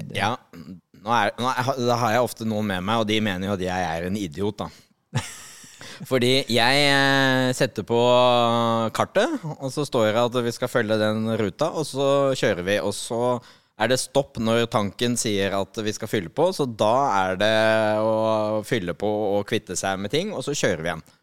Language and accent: Norwegian; Nøtterøy, Vestfold, Norway; Jeg er oppvokst på Nøtterøy